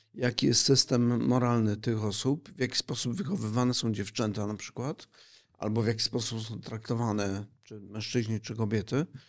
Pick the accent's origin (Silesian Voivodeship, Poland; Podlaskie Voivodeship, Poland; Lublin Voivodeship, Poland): Silesian Voivodeship, Poland; Bo ja pochodzę ze Śląska.